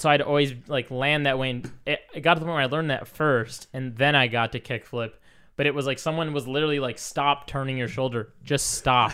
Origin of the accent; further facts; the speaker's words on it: Michigan, United States; moved away; we're both from Michigan originally